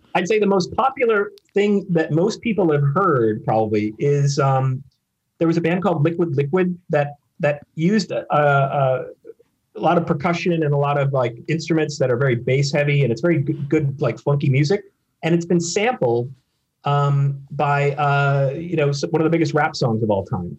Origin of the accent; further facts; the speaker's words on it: Minneapolis, Minnesota, United States; also born or lived in Chicago, Illinois; now in New York, United States; I was born in the Minneapolis suburban area